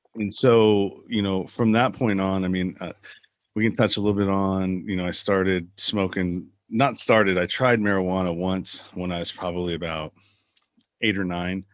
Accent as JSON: {"language": "English", "town": "Pinole", "region": "California", "country": "United States", "tie": "born or raised there", "said": "I grew up in the San Francisco Bay Area in a little suburb town called Pinole."}